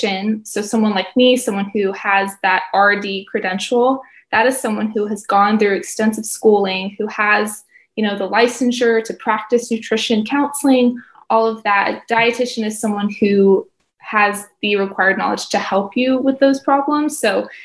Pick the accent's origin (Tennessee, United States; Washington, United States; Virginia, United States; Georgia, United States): Tennessee, United States; also born or lived in Florida; now in Gainesville, United States; I have been in Florida for a while now, but I am originally from Tennessee